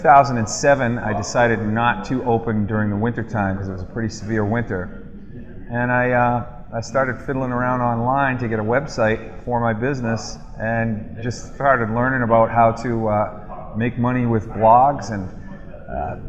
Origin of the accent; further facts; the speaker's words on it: Boston, Massachusetts, United States; I'm from the Boston area